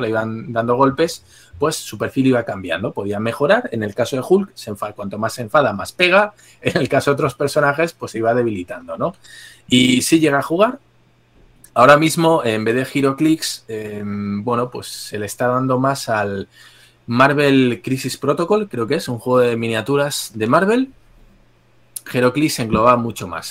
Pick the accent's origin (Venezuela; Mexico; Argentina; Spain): Spain; como español desde aquí